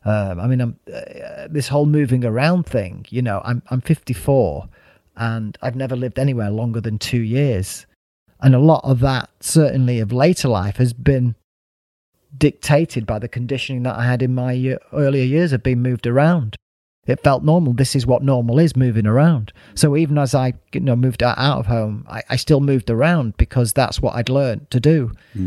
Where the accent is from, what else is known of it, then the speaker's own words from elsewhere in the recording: Withington, North West England, United Kingdom; born there; also born or lived in Burnage / Stoke-on-Trent / Wales / Stockport; I was born in Withington, lived in Burnage, and then the next thing we were moving to Stoke-on-Trent, and the next thing we were moving to Wales, and the next thing we were moving to Stockport, the next thing we were moving to the Isle of Man.